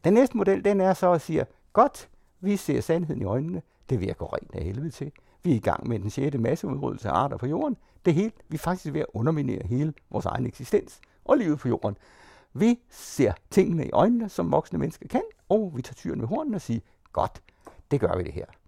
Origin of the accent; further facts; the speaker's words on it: Denmark; jeg er dansker, det er en identitet.